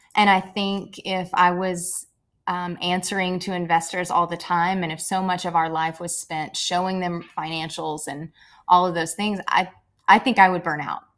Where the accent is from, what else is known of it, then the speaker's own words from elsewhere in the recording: Murray, Kentucky, United States; I grew up in Murray, Kentucky